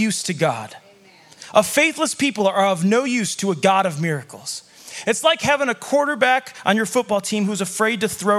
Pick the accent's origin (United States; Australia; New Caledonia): United States; Chicago, Illinois; now in Montana, United States; when I moved to Montana, I came from Chicago. I grew up as a city kid. So in Chicago